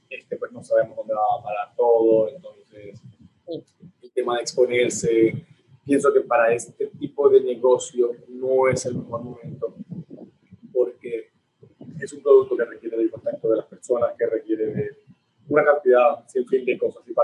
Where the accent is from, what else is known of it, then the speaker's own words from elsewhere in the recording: Venezuela; moved away; Mi niñez está en Venezuela, pero considero que una vez que partí de allí, estoy como que realizando mi vida acá, en este otro lado del mundo